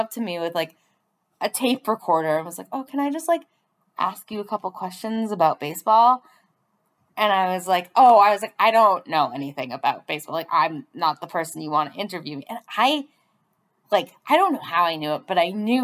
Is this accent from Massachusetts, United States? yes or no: yes; Boston, Massachusetts, United States; growing up in Boston